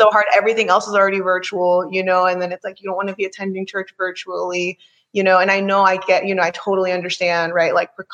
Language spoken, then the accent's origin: English; Maryland, United States; moved away; I'm from Maryland